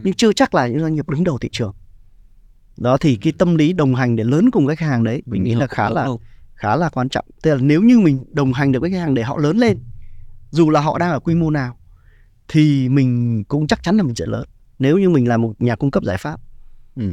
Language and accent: Vietnamese; Ha Long, Quang Ninh, Vietnam; mình dân Hạ Long mà